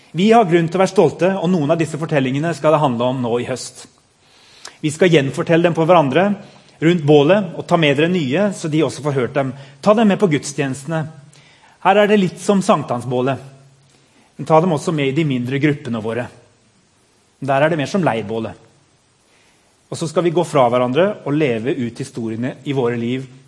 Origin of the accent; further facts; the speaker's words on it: Madagascar; moved away; jeg er født på Madagaskar